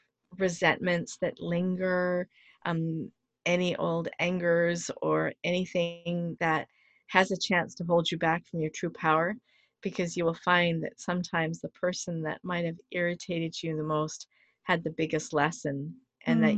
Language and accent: English; Canada; I'm proud of being a Canadian.